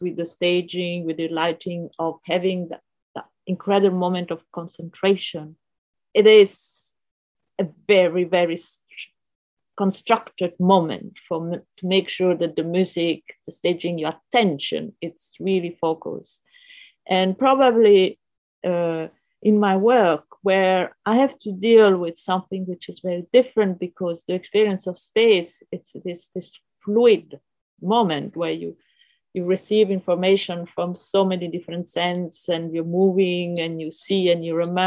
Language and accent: English; Rome, Lazio, Italy; I grew up in Rome and I had a very free education